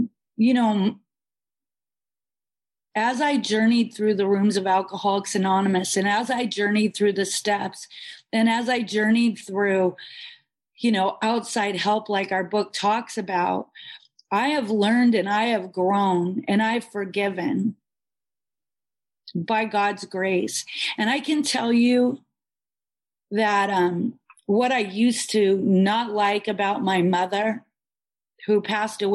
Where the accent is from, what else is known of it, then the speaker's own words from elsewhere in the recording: Bellingham, Washington, United States; now in Boca Raton, United States; I was born and raised in the Pacific Northwest in Bellingham, Washington, a little south of Vancouver, BC